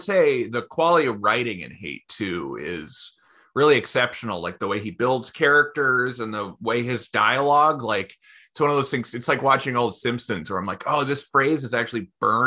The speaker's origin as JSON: {"language": "English", "area": "Bay Area", "region": "California", "country": "United States", "tie": "born or raised there", "also_born_or_lived": "Portland", "moved": "as an adult", "said": "I grew up in, you know, like the Bay Area in the 90s"}